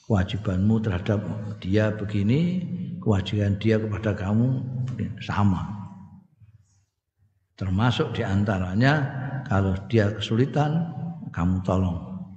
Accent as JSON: {"language": "Indonesian", "region": "Java", "country": "Indonesia", "said": "afiat itu ya wilujeng nek cara aku aku wong Jawa ngertiku ya wilujeng iku."}